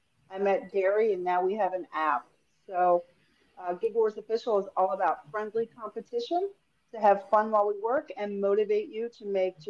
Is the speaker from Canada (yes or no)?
yes; Canada; also born or lived in Philadelphia suburbs; now in Philadelphia, United States; I am Canadian.